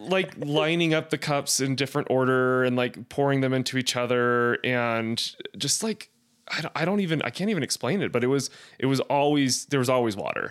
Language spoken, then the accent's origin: English; Blackfoot, Idaho, United States; moved away; also born or lived in Arizona; growing up in Idaho, it was very small. Uh, I think the population of Blackfoot at that time was, like, eight thousand people